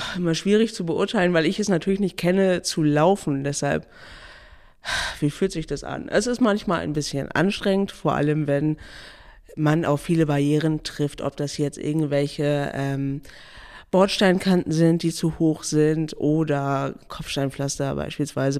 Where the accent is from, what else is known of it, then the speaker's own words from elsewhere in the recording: Neumünster, Schleswig-Holstein, Germany; ich komme aus Neumünster